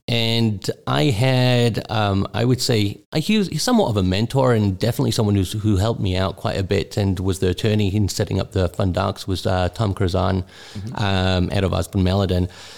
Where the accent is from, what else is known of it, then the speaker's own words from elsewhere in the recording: Newcastle, North East England, United Kingdom; also born or lived in Israel / South Africa; now in United States; I was born in England, in the northeast, in Newcastle. I was brought up in the UK.